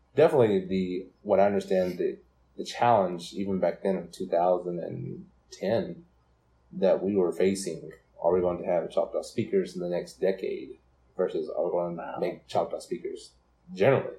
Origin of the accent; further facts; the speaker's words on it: Brooklyn, Oklahoma, United States; also born or lived in Durant, Oklahoma; I grew up in Brooklyn, Oklahoma, and I graduated from there in 2009.